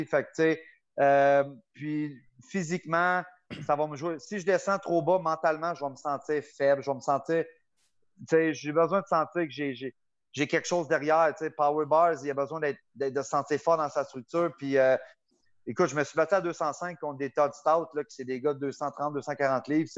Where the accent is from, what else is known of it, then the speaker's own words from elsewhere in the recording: Gatineau, Quebec, Canada; Le petit gars normal de Gatineau, Buckingham